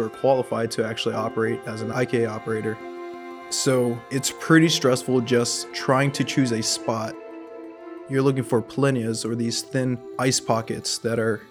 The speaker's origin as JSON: {"language": "English", "town": "Hilo", "region": "Hawaii", "country": "United States", "said": "I'm from Hilo, Hawaii"}